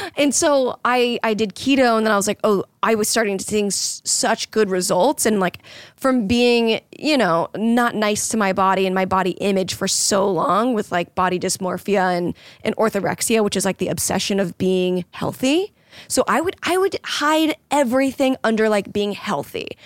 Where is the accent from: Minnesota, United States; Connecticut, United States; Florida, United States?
Florida, United States; moved away; I grew up in Florida